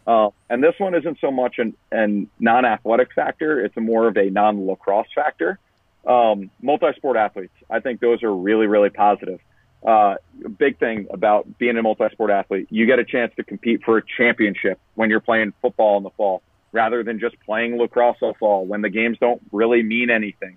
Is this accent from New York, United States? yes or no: yes; Long Island, New York, United States; I grew up in Long Island